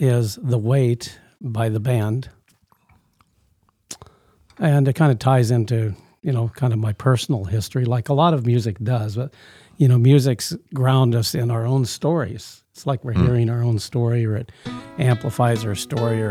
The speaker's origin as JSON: {"language": "English", "region": "Iowa", "country": "United States", "said": "I was from Iowa"}